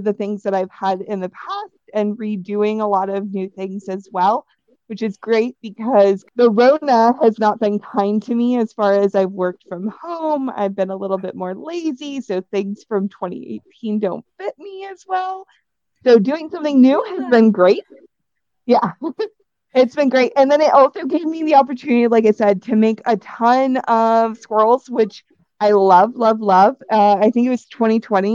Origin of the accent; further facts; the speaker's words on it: Wisconsin, United States; I'm from Wisconsin